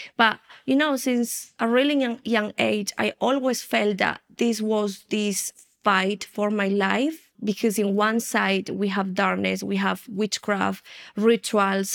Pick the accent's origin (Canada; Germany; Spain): Spain; also born or lived in United Kingdom; now in Colombia; I'm originally from Colombia in, uh, South America, and I have been here for one year and a half already. I was raised in Spain, then I moved to the U K, and now the Lord brought me back to Colombia after twenty-five years